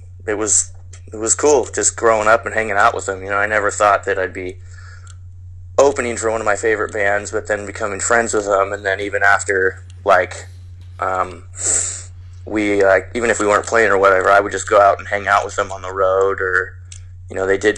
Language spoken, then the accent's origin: English; Portland, Oregon, United States; I was born and raised in Portland.